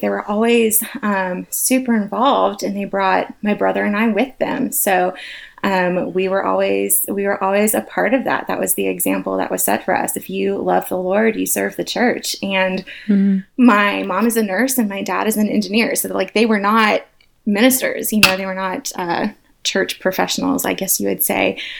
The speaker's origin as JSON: {"language": "English", "town": "Atlanta", "region": "Georgia", "country": "United States", "tie": "born or raised there", "said": "I am an Atlanta girl, born and raised"}